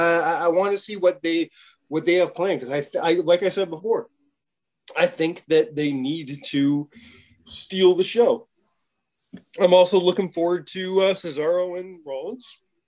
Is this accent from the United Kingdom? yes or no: no; Montreal, Quebec, Canada; moved away; as a Canadian, and let's go one step farther, as a former resident and a native born of Montreal, Quebec, Canada